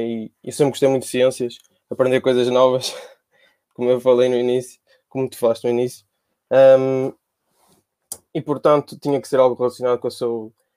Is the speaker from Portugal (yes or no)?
yes; Porto, Norte, Portugal; eu sou cá do Porto